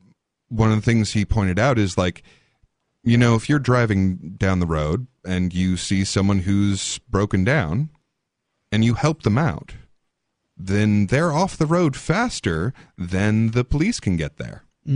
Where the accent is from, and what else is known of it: Colorado, United States; born or raised there; moved away